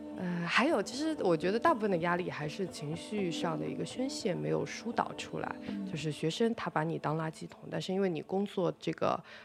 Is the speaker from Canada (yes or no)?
no; China; 那我们作为中国人，本身也是在一个国际市场上比较弱势的群体。